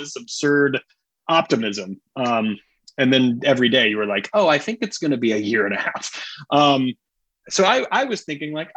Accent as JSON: {"language": "English", "town": "Greenville", "region": "South Carolina", "country": "United States", "tie": "born or raised there", "said": "I grew up in Greenville, South Carolina, which is obviously in the Bible Belt"}